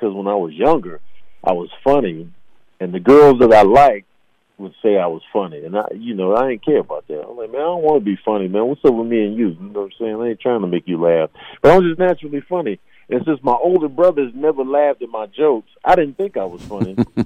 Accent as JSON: {"language": "English", "town": "Chicago", "region": "Illinois", "country": "United States", "said": "I'm from Chicago"}